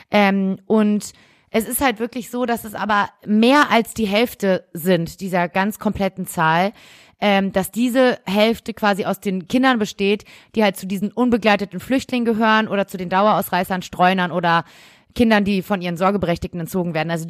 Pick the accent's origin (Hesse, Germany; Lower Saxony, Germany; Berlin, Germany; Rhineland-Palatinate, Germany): Berlin, Germany; weil wir ja aus Berlin kommen und und es alles sehr nah ist. Ähm, wir sind, wir sind sogar in dem Viertel aufgewachsen, wo Genau, wir kommen aus genau dem gleichen Viertel